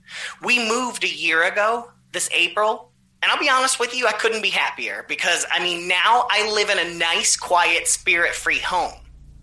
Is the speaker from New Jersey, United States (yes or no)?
no; Florida, United States; She came all the way down from North Carolina, and I'm from Florida.